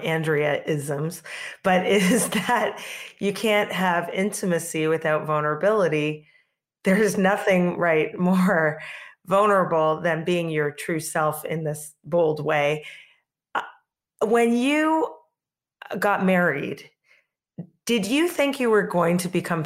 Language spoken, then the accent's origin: English; Canada; now in Brooklyn, United States; I'm here in Brooklyn, which is super progressive. And I grew up in Canada